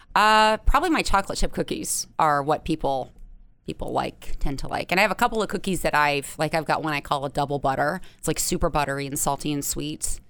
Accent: London, Ohio, United States; born or raised there; moved away

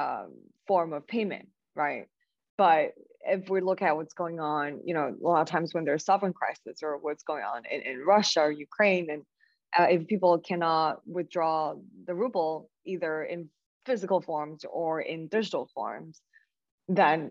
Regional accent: China; moved away; born and raised in China

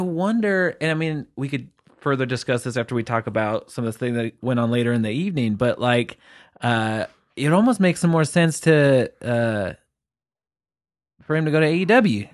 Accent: England, United Kingdom; I'm the English one. I'm English

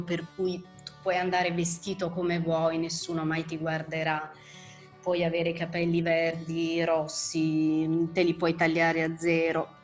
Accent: Italy; moved away as an adult; also born or lived in Berlin, Germany; rientrare in quello che è il mio paese, la mia lingua, i miei vecchi amici

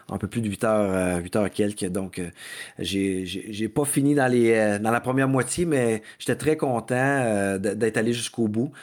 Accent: Mauricie, Quebec, Canada; je suis du diable en Mauricie, de mon coin de pays aussi.

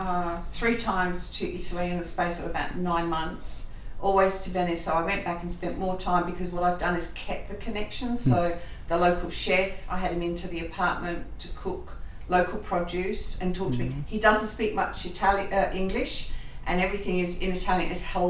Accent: Australia; accent: Australian; But my impediment is my Australian accent.

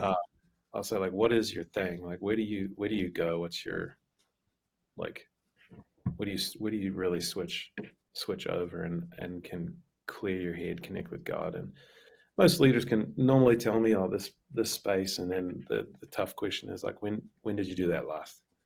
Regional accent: New Zealand; moved away as an adult; a missionary from the states planted a church in my hometown in New Zealand

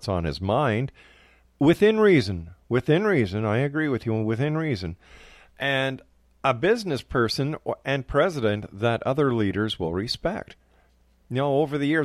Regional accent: Canada; as a Canadian

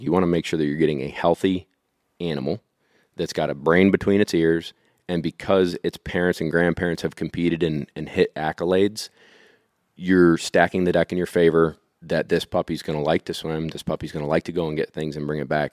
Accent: Syracuse, New York, United States; I grew up in the suburbs of Syracuse

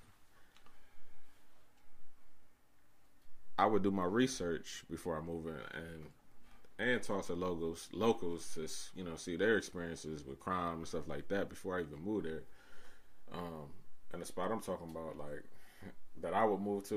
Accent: Cleveland, Ohio, United States; we're from Cleveland

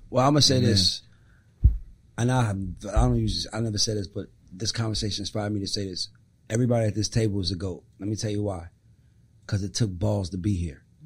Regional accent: Atlanta, Georgia, United States; I'm from Atlanta

